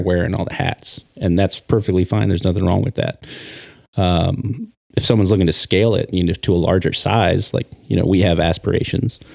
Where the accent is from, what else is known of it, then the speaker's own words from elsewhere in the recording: Triangle Lake, Oregon, United States; I am born and raised in Oregon. Uh, I grew up on the coast, little town called Triangle Lake